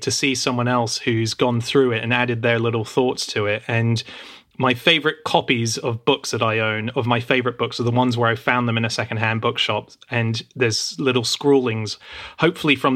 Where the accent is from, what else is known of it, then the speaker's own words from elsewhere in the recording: Australia; that even existed when I was growing up in Australia.